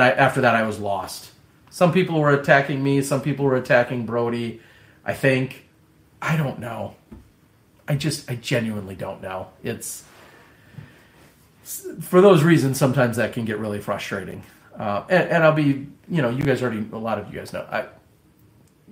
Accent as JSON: {"language": "English", "region": "Midwest", "country": "United States", "accent": "Midwestern", "said": "my Midwestern accent"}